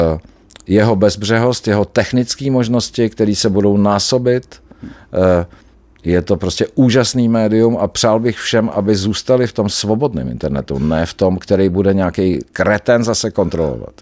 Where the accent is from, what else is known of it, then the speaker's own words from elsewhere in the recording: Czechia; jsme Češi